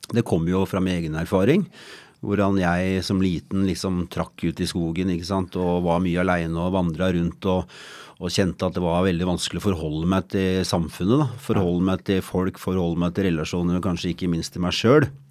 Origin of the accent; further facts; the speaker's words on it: Asker, Akershus, Norway; jeg kommer fra Asker